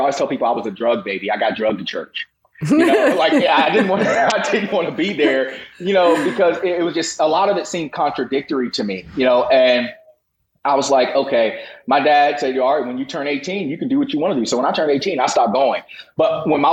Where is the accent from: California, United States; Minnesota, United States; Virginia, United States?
Virginia, United States; I grew up in the Bible Belt of Virginia